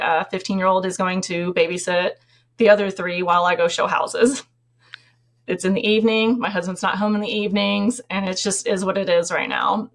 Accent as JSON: {"language": "English", "region": "Tennessee", "country": "United States", "moved": "yes", "said": "we're from Tennessee"}